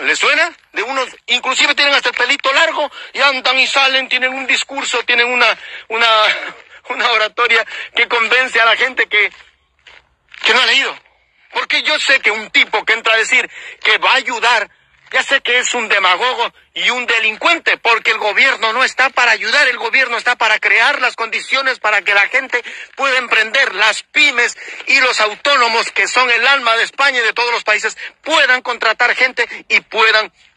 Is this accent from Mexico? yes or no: no; Ecuador; moved away as an adult; now in Spain; Les habla un ecuatoriano que ha tenido que salir de su país